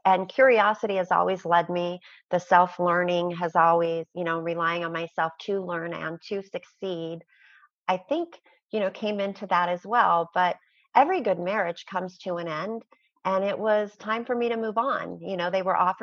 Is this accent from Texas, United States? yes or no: no; outside of Chicago, Illinois, United States; now in Utah, United States; I was born outside of Chicago